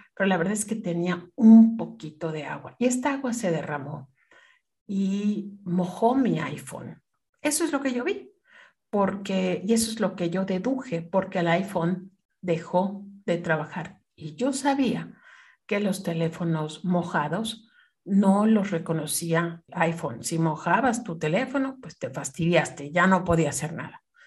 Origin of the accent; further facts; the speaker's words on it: Mexico; moved away as an adult; also born or lived in Canada; siendo mexicana